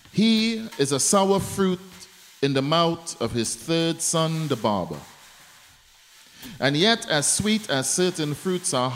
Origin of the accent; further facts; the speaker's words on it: Trinidad & Tobago; I'm from Trinidad